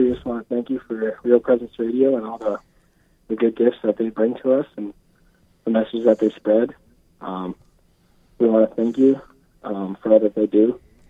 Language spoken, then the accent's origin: English; Aberdeen, South Dakota, United States; I'm from Aberdeen.